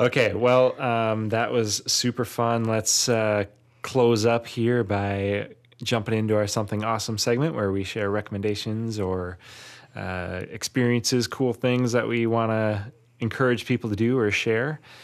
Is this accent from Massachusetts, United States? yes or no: no; Wisconsin, United States; I'm not from Milwaukee, but I'm from Wisconsin.